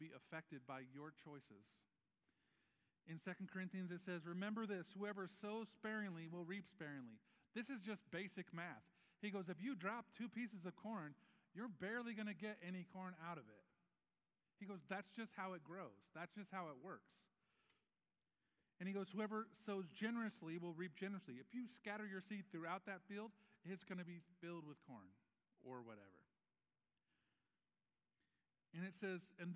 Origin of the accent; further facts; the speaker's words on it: Nebraska, United States; now in Syracuse, United States; I grew up in Nebraska